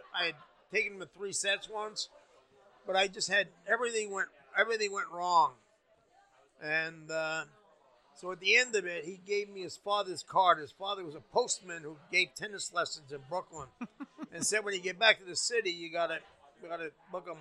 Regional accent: Canada; I'm a Canadian. I'm a dual citizen. I'm a Canadian first

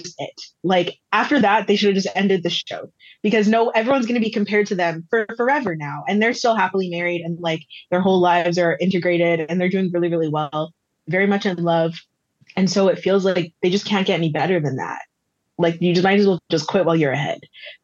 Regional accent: Winnipeg, Manitoba, Canada; I grew up in Winnipeg

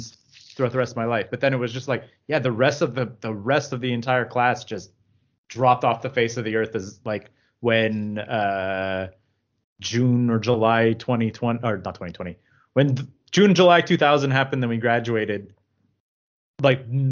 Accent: Rosemère, Quebec, Canada; I grew up in Rosemere.

